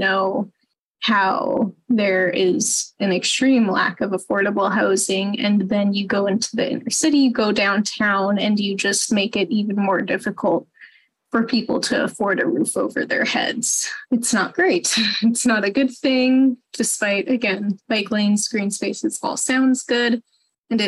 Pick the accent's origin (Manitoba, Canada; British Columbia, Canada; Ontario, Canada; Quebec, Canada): Manitoba, Canada; Winnipeg; I grew up in South Osborne